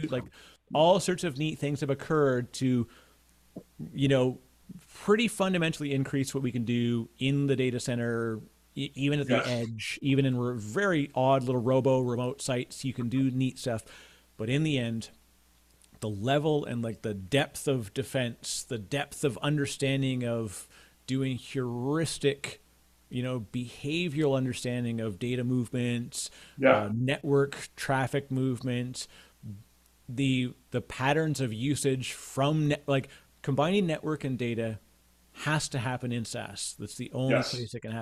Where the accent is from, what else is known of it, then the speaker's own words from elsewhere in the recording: Canada; I'm Canadian